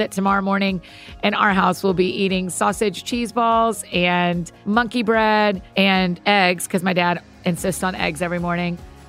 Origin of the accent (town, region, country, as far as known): Georgia, United States; born or raised there